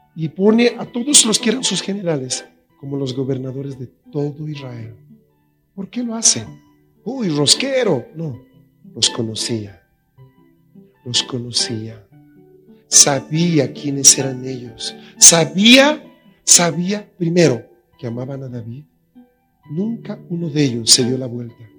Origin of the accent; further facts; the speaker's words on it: La Paz, Bolivia; en La Paz tenemos buen agua